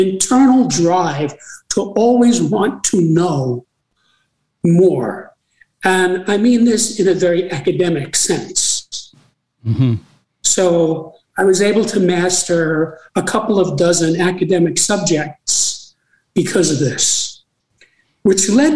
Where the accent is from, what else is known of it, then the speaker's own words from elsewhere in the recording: New York City, New York, United States; I was born in New York City